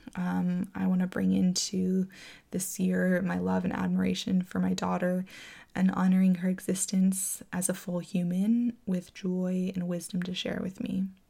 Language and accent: English; Florida, United States; now in California, United States; growing up in Florida, it just rained all the time there